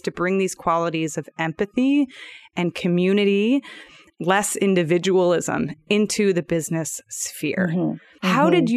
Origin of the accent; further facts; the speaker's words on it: United States; I'm speaking as an American in the US